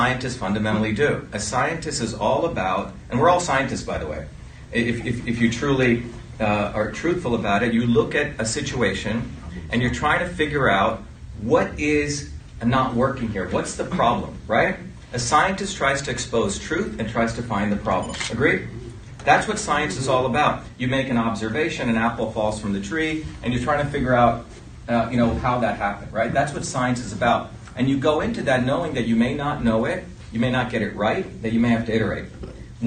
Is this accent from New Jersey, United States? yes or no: yes; Livingston, New Jersey, United States; also born or lived in India / Paterson, New Jersey / Clifton, New Jersey; I grew up in New Jersey in Livingston.